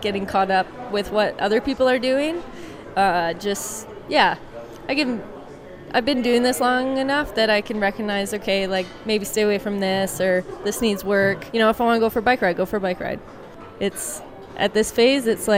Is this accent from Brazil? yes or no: no; Kelowna, British Columbia, Canada; coming from Kelowna, a bit of a smaller town